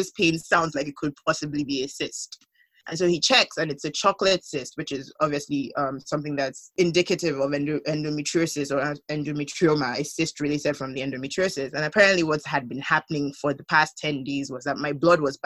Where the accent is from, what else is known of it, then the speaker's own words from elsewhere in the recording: Nigeria; moved away; being the Nigerian that I am